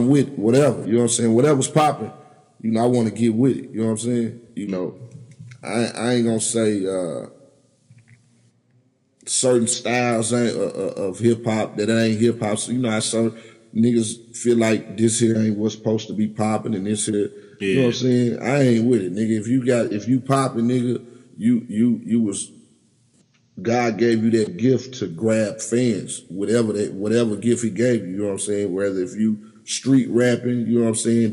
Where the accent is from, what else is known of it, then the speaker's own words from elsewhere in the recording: Little Rock, Arkansas, United States; I'm from Little Rock